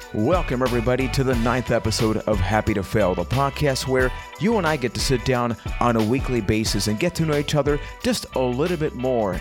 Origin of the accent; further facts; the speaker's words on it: Puerto Rico; I am from Puerto Rico